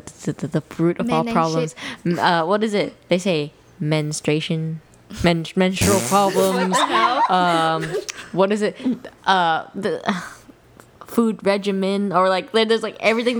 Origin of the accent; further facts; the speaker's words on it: United States; as an American, I know that sounds so, like, I'm American.